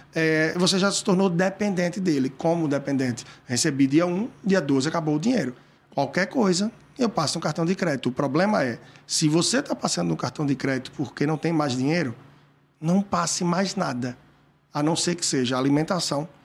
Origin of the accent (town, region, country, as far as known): Brazil